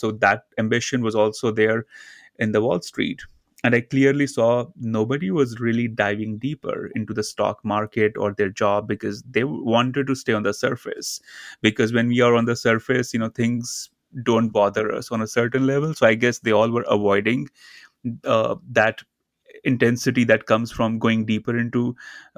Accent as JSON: {"language": "English", "country": "India", "tie": "born or raised there", "said": "I grew up in India, in a very small town near the Himalayan mountains."}